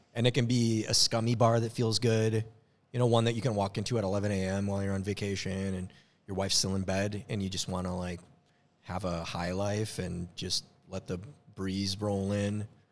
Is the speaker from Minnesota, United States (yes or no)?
yes; Minnesota, United States; moved away; I'm from Minnesota